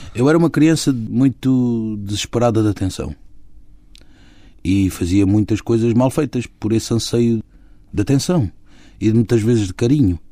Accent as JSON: {"language": "Portuguese", "region": "Lisbon", "country": "Portugal", "tie": "born or raised there", "said": "no bairro onde eu cresci e onde nasci, eu digo sempre que nasci porque eu fui para ali logo com dias, portanto considero que tenha nascido ali. Claro que nasci na maternidade Alfredo da Costa"}